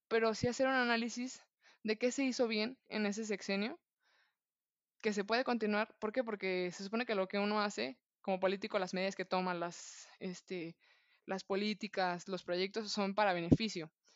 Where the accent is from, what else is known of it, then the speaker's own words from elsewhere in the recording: Guadalajara, Jalisco, Mexico; como buena tapatía